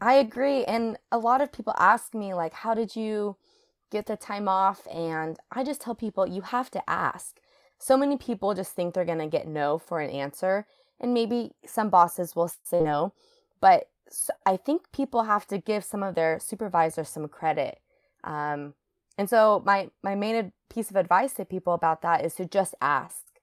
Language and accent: English; Reno, Nevada, United States; moved away as an adult; also born or lived in Hawaii; now in Seattle, United States; I grew up in Reno, Nevada, so right next to Lake Tahoe.